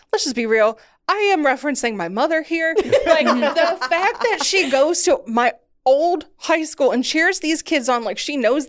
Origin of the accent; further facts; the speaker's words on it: Ohio, United States; moved away as an adult; also born or lived in Rochester; I grew up in Ohio during the LeBron James days, right?